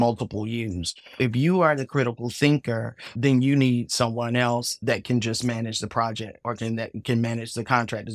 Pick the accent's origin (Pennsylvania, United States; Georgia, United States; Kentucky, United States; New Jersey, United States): Georgia, United States; Atlanta; I am from Atlanta